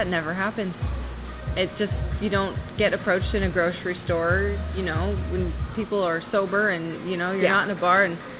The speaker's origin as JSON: {"language": "English", "town": "Bellevue", "region": "Washington", "country": "United States", "tie": "born or raised there", "said": "I was raised in Bellevue, so I'm a local, will be here forever"}